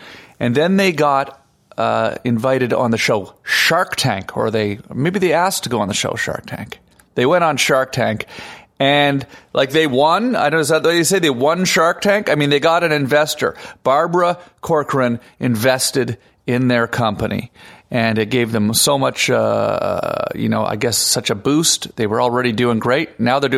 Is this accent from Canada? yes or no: yes; Canada; now in Los Angeles, United States; I'm Canadian